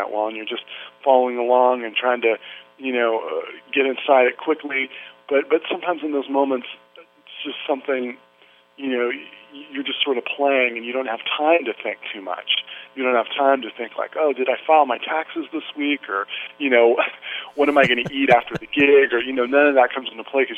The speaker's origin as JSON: {"language": "English", "town": "Santa Cruz", "region": "California", "country": "United States", "tie": "born or raised there", "moved": "yes", "said": "I grew up in Santa Cruz, which is just about 45 minutes north of Monterey"}